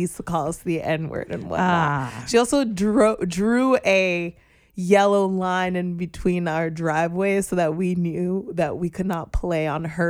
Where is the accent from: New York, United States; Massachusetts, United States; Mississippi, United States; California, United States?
New York, United States; New York City; also born or lived in Florida; I grew up here in Brooklyn. I had a brief stint in Florida when I was just a lass. And then we moved right back to Brooklyn.